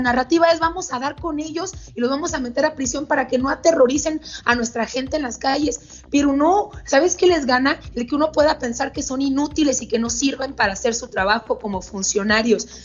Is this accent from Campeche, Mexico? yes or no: no; Sonora, Mexico; also born or lived in Mexico City; mi lugar de origen, donde nací en Sonora